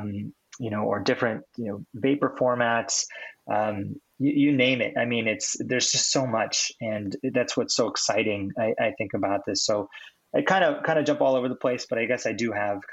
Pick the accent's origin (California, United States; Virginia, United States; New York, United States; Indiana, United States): California, United States; now in Seattle, United States; I'm from California. I'm up here in Seattle now. I've been here for a number of years